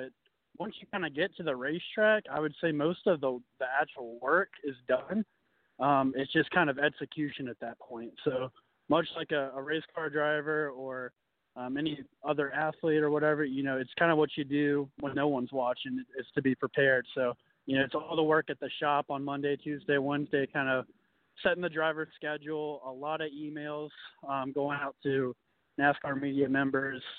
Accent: Lynchburg, Virginia, United States; I'm from Lynchburg, Virginia

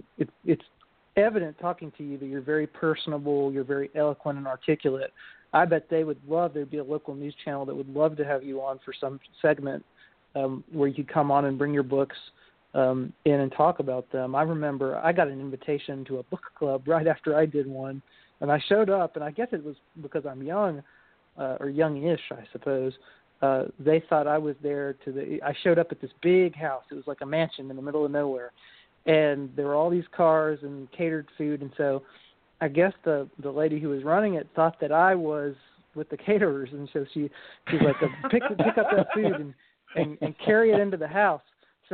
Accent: Kentucky, United States; I'm from Kentucky

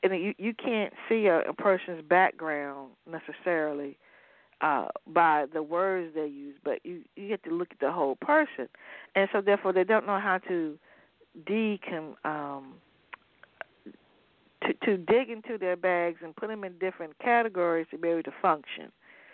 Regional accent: Sussex County, Virginia, United States; I am from the county right across from Surrey. I'm from Sussex.

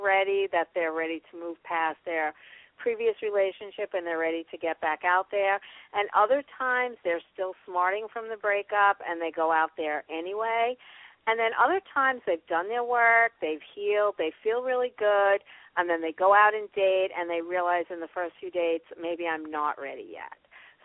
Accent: New York, United States; And I'm from New

